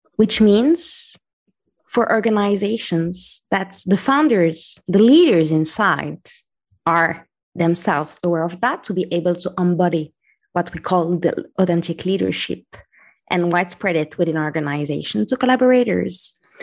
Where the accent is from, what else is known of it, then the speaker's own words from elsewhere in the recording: Morocco; moved away as an adult; also born or lived in France / London / Taipei / Paris; now in Valencia, Spain; I grew up in Morocco